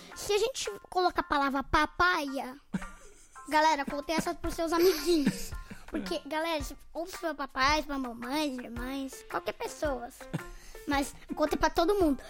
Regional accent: Campinas, São Paulo, Brazil; a gente é de Campinas.

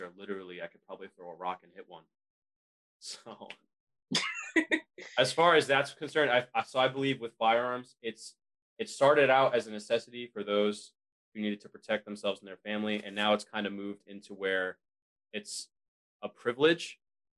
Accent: New York, United States; I grew up in New York

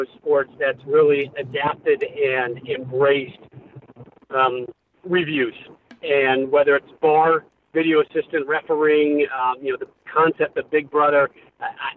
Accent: North Carolina and Connecticut, United States; I grew up in North Carolina and Connecticut, so I was born on Tar Heel Blue, and then I moved to Connecticut

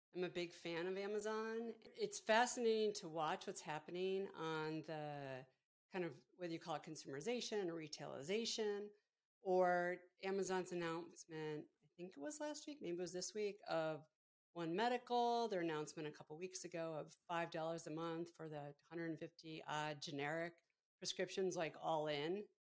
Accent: Buffalo, New York, United States; moved away; we grew up outside of Buffalo, so not so far from Pittsburgh

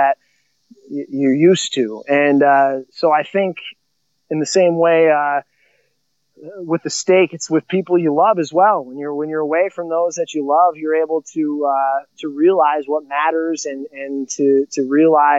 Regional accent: Illinois, United States; now in South Dakota, United States; two in my hometown of Illinois, the same middle school that I went

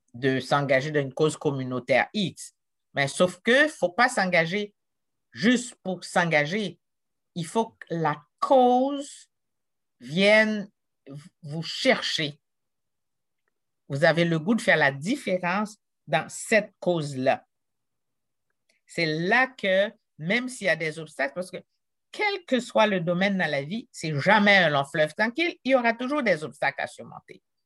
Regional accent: Jacmel, Sud-Est, Haiti; moved away as an adult; also born or lived in Quebec, Canada; now in Canada; d'où je suis partie, d'une petite ville de Jacmel, Haïti

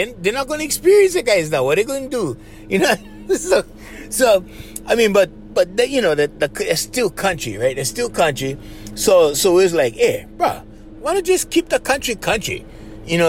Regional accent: Hawaii, United States; We was proud for being Hawaiian. We was proud for being local people

